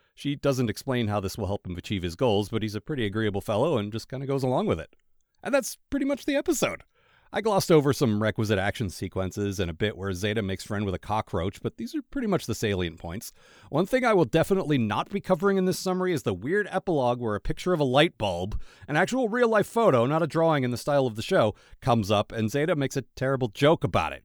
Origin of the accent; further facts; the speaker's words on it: Maryland, United States; I'm from Maryland